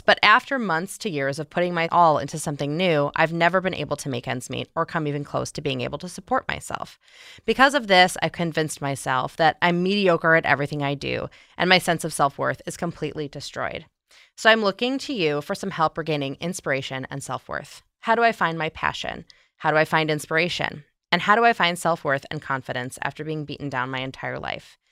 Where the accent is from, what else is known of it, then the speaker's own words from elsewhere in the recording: outside Chicago, Illinois, United States; accent: Midwestern; I'm from outside Chicago